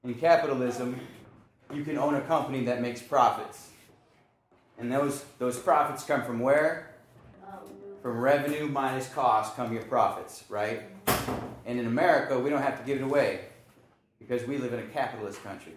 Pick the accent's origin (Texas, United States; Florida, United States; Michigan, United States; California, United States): Michigan, United States; Lansing; moved away as an adult; also born or lived in Detroit, Michigan; now in Houston, United States; I grew up in Lansing, Michigan.